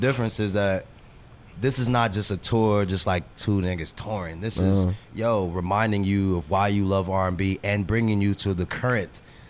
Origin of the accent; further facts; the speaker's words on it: Germany; born there; So I was born in Germany.